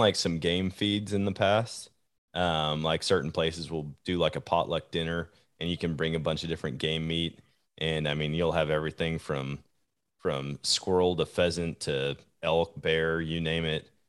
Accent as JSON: {"language": "English", "region": "Wisconsin", "country": "United States", "tie": "born or raised there", "moved": "yes", "lives_now": "Missouri, United States"}